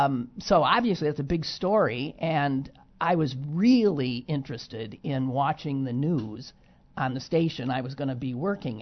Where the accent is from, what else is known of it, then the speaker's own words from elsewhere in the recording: Wisconsin, United States; I'm from Wisconsin. This was a doozy.